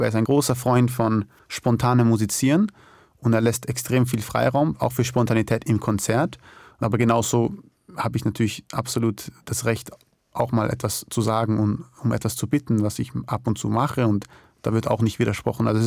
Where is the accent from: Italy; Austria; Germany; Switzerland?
Austria; Ich bin natürlich in extrem äh, privilegierten Umständen aufgewachsen in Österreich